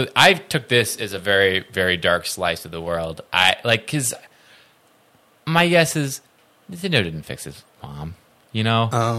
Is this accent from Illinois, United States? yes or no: yes; Illinois, United States; I'm from Illinois